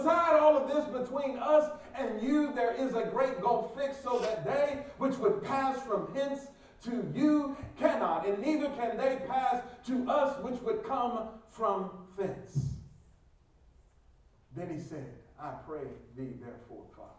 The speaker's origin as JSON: {"language": "English", "town": "Detroit", "region": "Michigan", "country": "United States", "said": "I'm from the North, Detroit"}